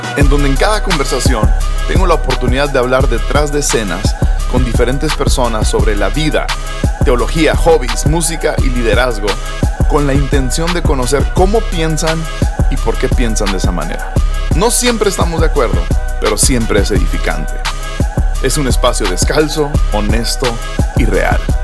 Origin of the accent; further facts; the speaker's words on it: Hermosillo, Sonora, Mexico; Hermosillo, Sonora. Tierra de los Hermosos, mi tierra eh, donde yo crecí